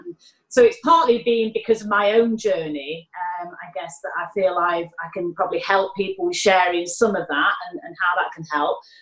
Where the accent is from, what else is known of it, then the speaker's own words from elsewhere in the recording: Manchester, North West England, United Kingdom; accent: Mancunian; now in London, United Kingdom; my Mancunian accent